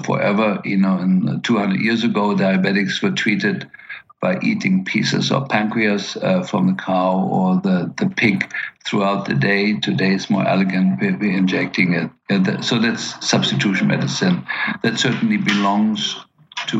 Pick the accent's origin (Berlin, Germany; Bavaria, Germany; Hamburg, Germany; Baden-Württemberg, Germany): Berlin, Germany; moved away; I grew up in Berlin and post-war Berlin